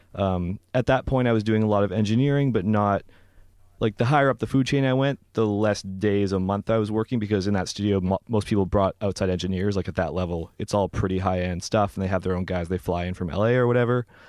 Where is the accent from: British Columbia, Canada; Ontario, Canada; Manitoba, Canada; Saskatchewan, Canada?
British Columbia, Canada; Vancouver; moved away; I'm from Vancouver originally